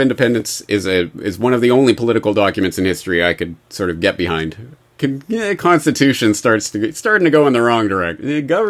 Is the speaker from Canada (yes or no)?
yes; Canada; now in Japan; Well, I am indeed an expat, but not an American expat. I'm Canadian.